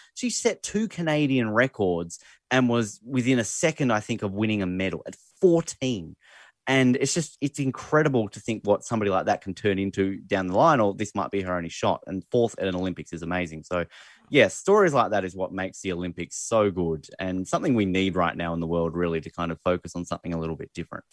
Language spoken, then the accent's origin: English; Australia; as an Australian